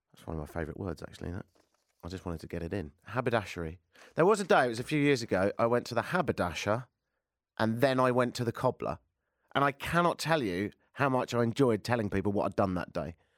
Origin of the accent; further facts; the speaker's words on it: United Kingdom; moved away as an adult; also born or lived in Ireland (father); now in Toronto, Canada; I'm British